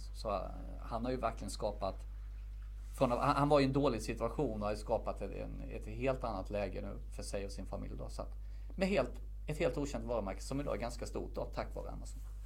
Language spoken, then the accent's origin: Swedish; Värnamo, Jönköping County, Sweden; moved away as an adult; also born or lived in Stockholm; valde jag flytta hem från Stockholm till min hemstad Värnamo